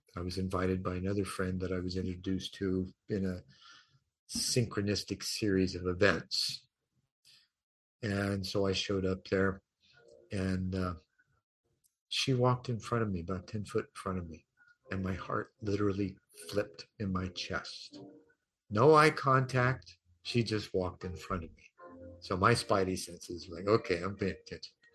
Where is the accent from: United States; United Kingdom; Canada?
United States; I'm from America